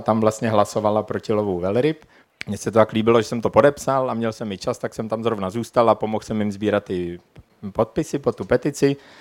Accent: Czechia; moved away; also born or lived in Prague; já původně pocházím ze Šumavy, kde se tak nějak zdálo, že všechno s tím světem spíš pořádku. Všude nekonečný lesy, nikde žádný problémy, na samotě jsme vyrůstali

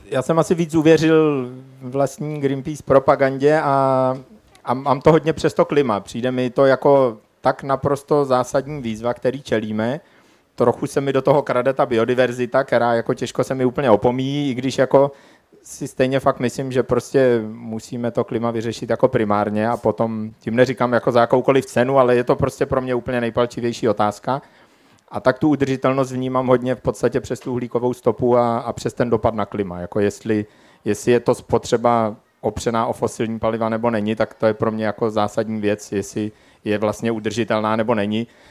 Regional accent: Czechia; moved away; also born or lived in Prague; já původně pocházím ze Šumavy, kde se tak nějak zdálo, že všechno s tím světem spíš pořádku. Všude nekonečný lesy, nikde žádný problémy, na samotě jsme vyrůstali

